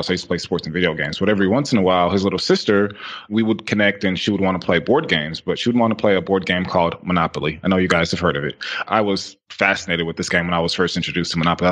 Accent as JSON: {"language": "English", "town": "Houston", "region": "Texas", "country": "United States", "said": "I'm from Houston, Texas"}